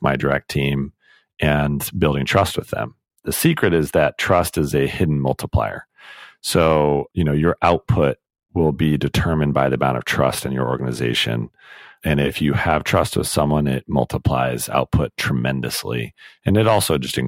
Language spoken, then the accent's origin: English; United States; also born or lived in United Kingdom; So I'm American, my wife is British